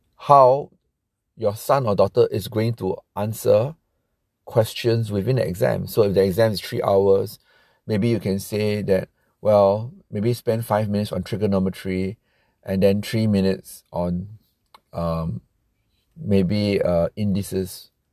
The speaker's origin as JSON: {"language": "English", "country": "Singapore", "said": "I'm from Singapore"}